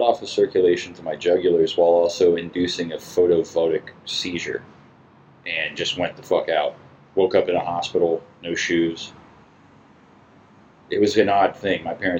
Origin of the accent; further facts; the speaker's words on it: Melbourne Beach, Florida, United States; I lived in Melbourne Beach, but I was born in Melbourne proper, which is mainland.